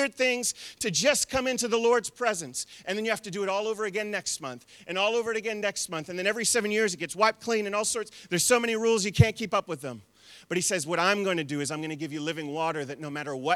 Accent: United States; now in New Zealand; I'm still an American.

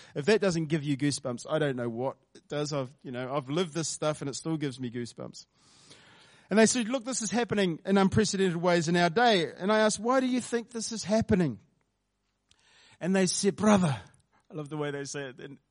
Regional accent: Porirua, Wellington, New Zealand; also born or lived in South Wairarapa; my earlier years were spent over in Porirua, um, Porirua East. I grew up in Cannons Creek, um, started life there.

